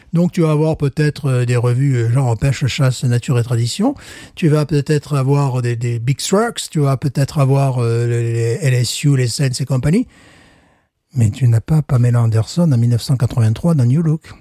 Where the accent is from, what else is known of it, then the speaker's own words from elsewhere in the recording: France; now in United States; Je suis un Français qui vit aux États-Unis